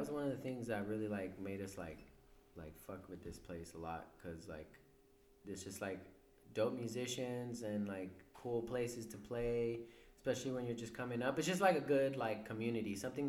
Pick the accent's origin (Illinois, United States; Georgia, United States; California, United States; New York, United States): California, United States; Rialto; growing up in Rialto as opposed to anywhere else, it's kind of like an incubated environment, you know. You're kind of stuck out there, you know.